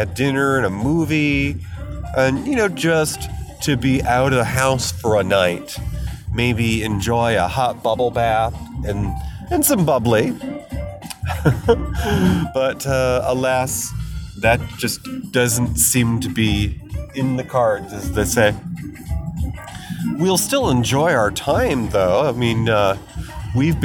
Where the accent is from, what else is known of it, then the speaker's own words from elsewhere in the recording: New York, United States; moved away as an adult; also born or lived in Colorado; I moved across country back to my home state of New York from nearly a decade away, living in the centennial state of Colorado